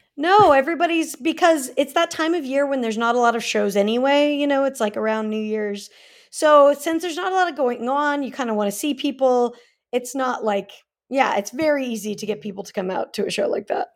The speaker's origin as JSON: {"language": "English", "town": "Salt Lake City", "region": "Utah", "country": "United States", "tie": "born or raised there", "also_born_or_lived": "California", "moved": "as an adult", "lives_now": "Los Angeles, United States", "said": "I was born in California, but I grew up in Salt Lake for most of my life, and then, yeah, I came out here two thousand eight"}